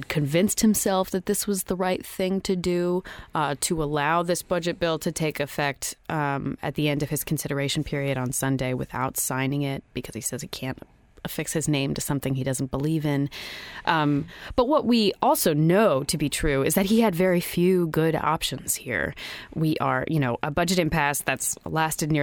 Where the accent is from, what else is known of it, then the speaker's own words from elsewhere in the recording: Maryland, United States; now in Pennsylvania, United States; my home state of Maryland